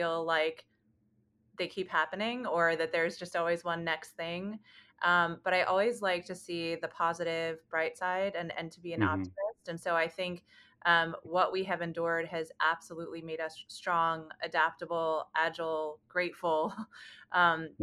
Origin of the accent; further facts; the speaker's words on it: New York City, New York, United States; moved away as an adult; now in Chicago, United States; I am from New York City originally. I'm born and raised.